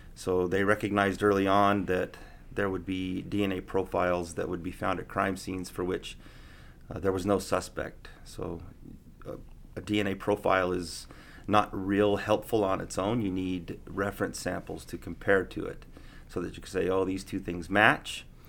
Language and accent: English; Prescott, Arizona, United States; also born or lived in Provo, Utah; now in Reno, United States; I'm from Prescott, Arizona. Born and raised Arizona boy